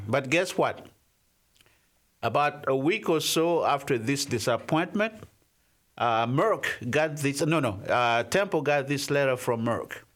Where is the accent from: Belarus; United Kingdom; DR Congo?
DR Congo; I was born in the Democratic Republic of the Congo